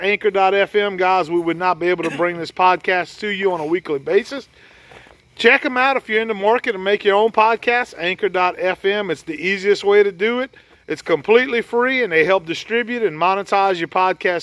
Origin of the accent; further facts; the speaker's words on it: Ville Platte, Louisiana, United States; growing up in Evangeline Parish in Ville Platte, Louisiana